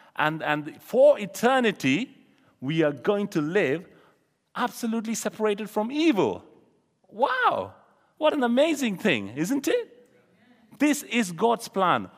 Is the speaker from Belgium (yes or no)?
no; India; moved away; I come from India